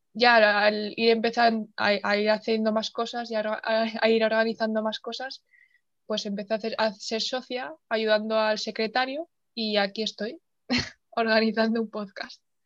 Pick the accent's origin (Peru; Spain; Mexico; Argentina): Spain; Soria, Castile and León; moved away as an adult; also born or lived in Huesca; yo soy de Soria y me tuve que ir